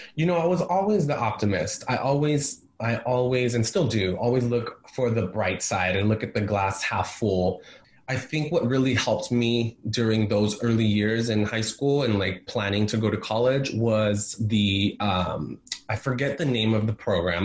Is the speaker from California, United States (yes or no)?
yes; San Diego, California, United States; also born or lived in Guerrero, Mexico; now in San Francisco, United States; I grew up in San Diego and um, California. I'm a California boy